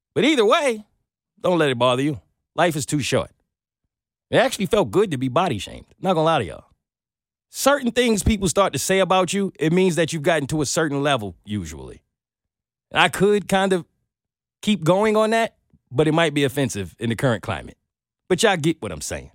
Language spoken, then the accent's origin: English; Brooklyn, New York, United States; now in Atlanta, United States; I'm from Brooklyn